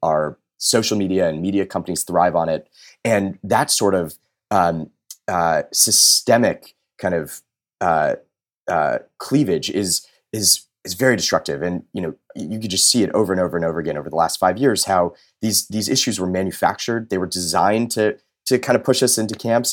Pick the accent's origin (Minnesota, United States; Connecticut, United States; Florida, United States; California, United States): California, United States; Los Angeles; I grew up in Los Angeles